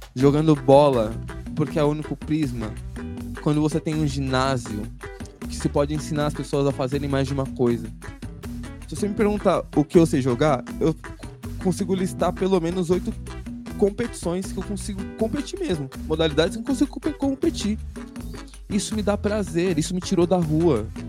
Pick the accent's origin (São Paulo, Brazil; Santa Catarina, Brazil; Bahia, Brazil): São Paulo, Brazil; A gente tá aqui na Zona Sul hoje, né? E eu tive uma parte da minha infância na Zona Sul